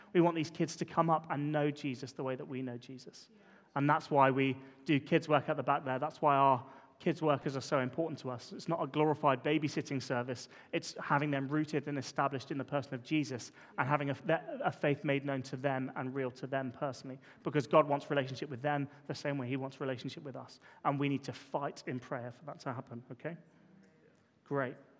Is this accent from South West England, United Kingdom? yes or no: yes; Poole, South West England, United Kingdom; we grew up in Parkstone